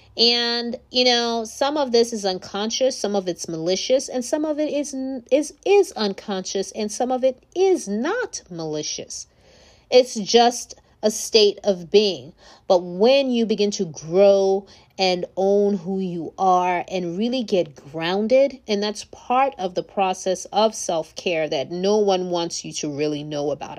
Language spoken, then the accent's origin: English; Nigeria; moved away; I'm from Nigeria originally